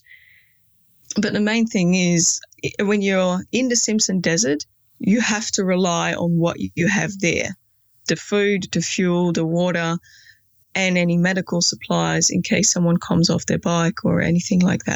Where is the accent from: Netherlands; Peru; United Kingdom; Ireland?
Netherlands; now in Australia; I am originally from the Netherlands but live in Australia